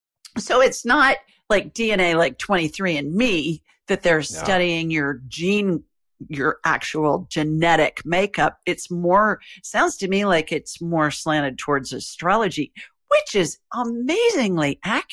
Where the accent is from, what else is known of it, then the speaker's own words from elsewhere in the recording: Columbus, Ohio, United States; born there; So I was born in Columbus, Ohio.